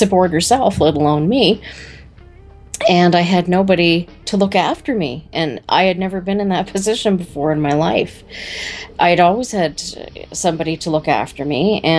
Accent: Brantford, Ontario, Canada; Climax Connection sprung from a Brantford girl

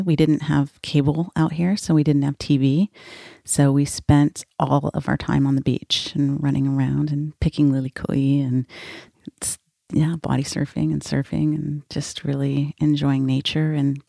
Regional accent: North Shore of Oahu, Hawaii, United States; I was born and raised on the North Shore of Oahu. My mom's family is a fourth-generation Portuguese immigrants who came to Hawaii from the Azores Islands. My dad is a surfer from California

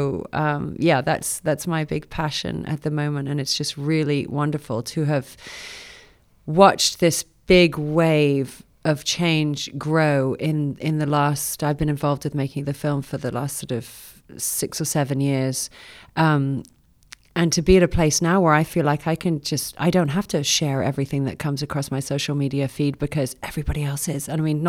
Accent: Grand Cayman, Cayman Islands; now in Austin, United States; Yes, I was born and raised in the Cayman Islands, so that's home. Apart from being an Austinite as well, been here 17 years, but born and raised in Grand Cayman and grew up in the water.

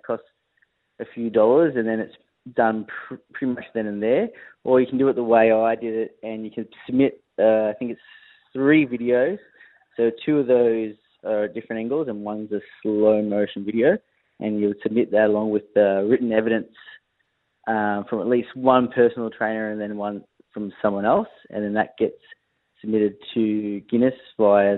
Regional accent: Victoria, Australia; I grew up in Victoria

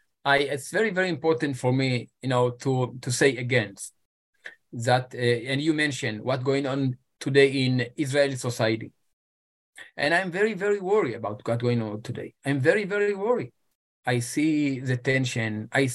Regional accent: Ethiopia; English is a second language; My wife, she came from Switzerland and I came from Ethiopia.

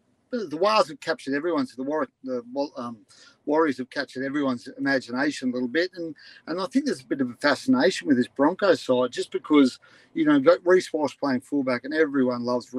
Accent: Ipswich, Queensland, Australia; also born or lived in Jindalee; I grew up in Goodner. I moved to Jindalee. So I'm an Ipswich boy.

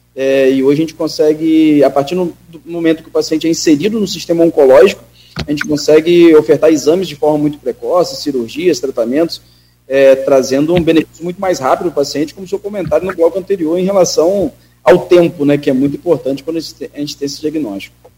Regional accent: São Francisco de Itabapoana, Rio de Janeiro, Brazil; minha cidade natal é São Francisco

